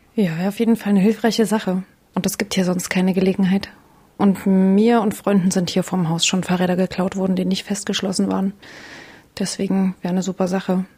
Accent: Leipzig, Saxony, Germany; moved away as an adult; also born or lived in Berlin; ich komme tatsächlich aus dieser schönen Stadt

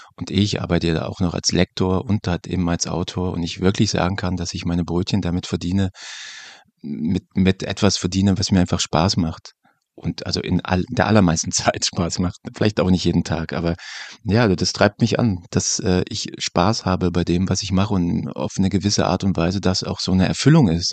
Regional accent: Germany; wir als äh, Deutsche

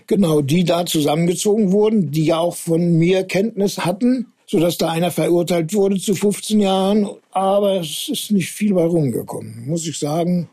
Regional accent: Germany; moved away as an adult; also born or lived in Duisburg; ich bin ja in der Zone groß geworden

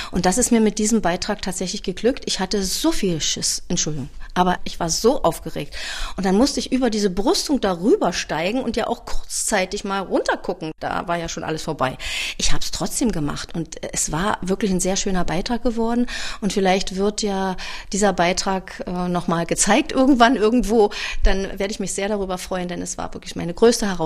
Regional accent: Berlin, Germany; now in Wildau, Germany; Ich bin ja eigentlich Berlinerin waschechte Berlinerin und ich bin, was das Eiskunstlaufen betrifft, auch die einzige Berlinerin, die diesen Titel, den Weltmeistertitel, nach Berlin geholt hat. Aber ich bin 2006 der Liebe wegen nach Wildau gezogen

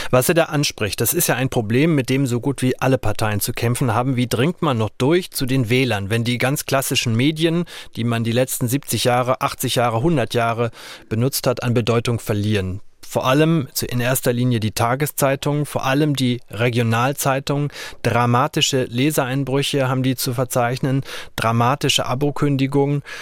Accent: Arnsberg, North Rhine-Westphalia, Germany; now in Berlin, Germany; gehe mit offenen Augen auch durch Berlin und durch meine Heimatstadt Arnsberg.

